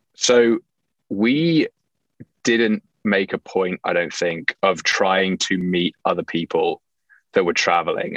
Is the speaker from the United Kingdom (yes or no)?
yes; England, United Kingdom; moved away as an adult; also born or lived in Livingston, New Jersey / Winter Park, Florida / Rochester, New York / New York City; I was actually born in Livingston, New Jersey, which, you know, people tend not to get from my accent. And uh, my parents were expats. So they moved back to England when I was two, and I grew up there, did all of my schooling there